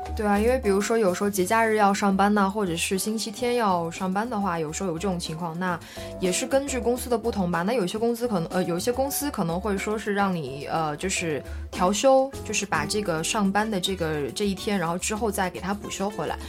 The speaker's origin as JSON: {"language": "Chinese", "country": "China", "moved": "yes", "lives_now": "France", "said": "作为一个中国人"}